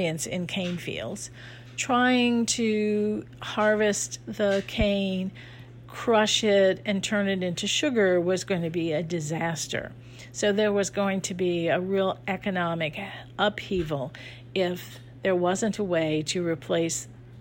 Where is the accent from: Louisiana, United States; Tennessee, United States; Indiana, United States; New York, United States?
Louisiana, United States; New Orleans; growing up in the Sicilian community.